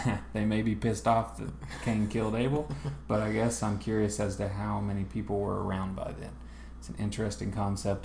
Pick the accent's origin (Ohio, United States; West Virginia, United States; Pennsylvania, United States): West Virginia, United States; I'm from West Virginia